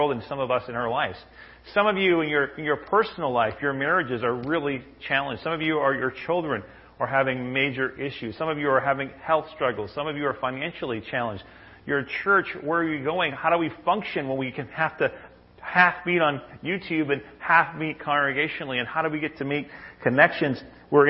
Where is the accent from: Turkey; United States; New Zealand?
United States; Maine; when I was a kid, I grew up in Maine